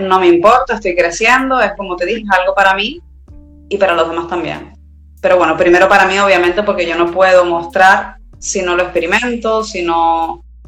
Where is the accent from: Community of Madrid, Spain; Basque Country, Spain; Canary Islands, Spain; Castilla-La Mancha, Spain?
Canary Islands, Spain; Tenerife; De Tenerife, Canarias, España al lado de África